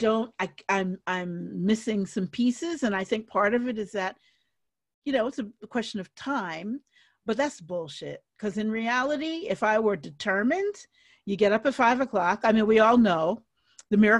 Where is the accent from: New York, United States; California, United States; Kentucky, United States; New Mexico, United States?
New York, United States; New York City; moved away; the New York City I grew up in, and that includes the 70s